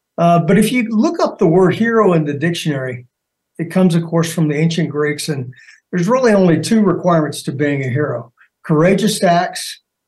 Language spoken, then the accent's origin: English; Arizona, United States; also born or lived in Germany; I was born actually in Germany. I consider Arizona home, but, you know, being a military family, we lived all over the place.